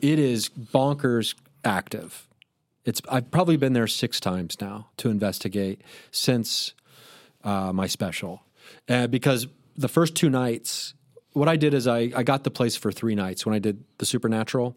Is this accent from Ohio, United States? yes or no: yes; Dayton, Ohio, United States; moved away; I was performing in my hometown, Dayton, Ohio, where I grew up